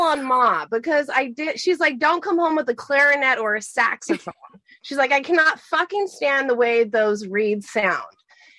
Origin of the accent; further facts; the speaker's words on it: Kingsville, Texas, United States; also born or lived in Canton, Ohio; I moved pretty soon after I was born. I was about 5 years old, moved down to Kingsville, Texas, which is about 4 hours from the border. Super tiny town in South Texas. And my mama raised me and my brother out there by herself.